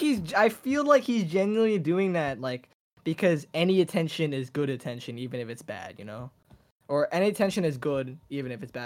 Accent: United States; I was born here, so I'm technically an American myself.

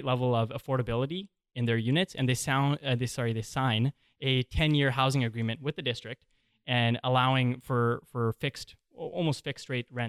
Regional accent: Squamish, British Columbia, Canada; growing up in Squamish and having a very diverse friend group

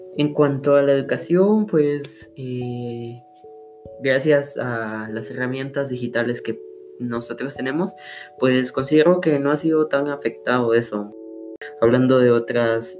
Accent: Sololá, Guatemala; soy de Solola

